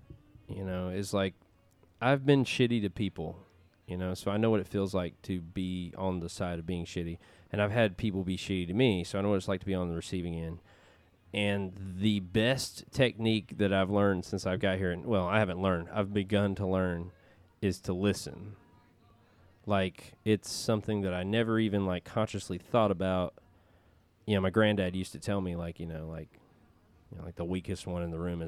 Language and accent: English; Alabama, United States; house down in Muscle Shoals, so when we don't have to be here for work, we can be, you know, back in my home state and still be close by.